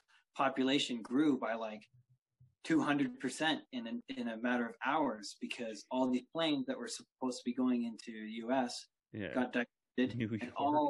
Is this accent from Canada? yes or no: yes; Hamilton, Ontario, Canada; The city I grew up in, which is Hamilton, we've got like 538,000 people living there